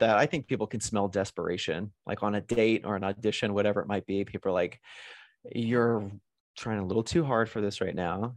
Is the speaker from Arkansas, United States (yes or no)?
yes; Arkansas, United States; also born or lived in New York / Los Angeles; now in Las Vegas, United States; I grew up in Arkansas